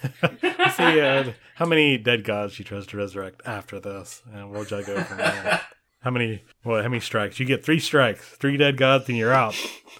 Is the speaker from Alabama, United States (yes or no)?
yes; Alabama, United States; we grew up in Alabama. There are some really fanatic people in Alabama.